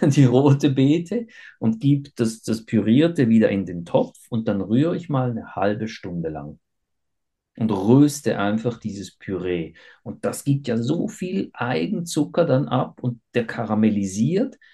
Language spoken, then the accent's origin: German; Switzerland; ich bin ja äh, in der Schweiz geboren und aufgewachsen